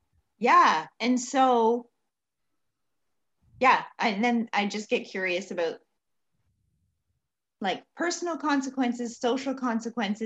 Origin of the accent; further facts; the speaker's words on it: Ontario, Canada; moved away; I grew up in Ontario